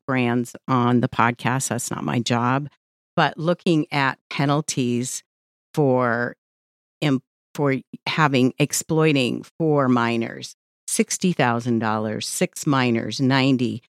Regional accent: Central California, United States; moved away; I come from Central California for many years

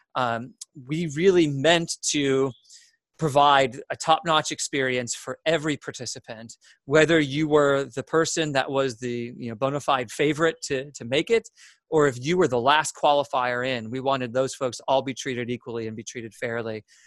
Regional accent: Mentor, Ohio, United States; moved away as an adult; also born or lived in Cleveland, Ohio; now in Atlanta, United States; spent all my life in Ohio until I, I, moved down here. So yeah, 21 years up in Ohio uh, between the Cleveland and Menor area.

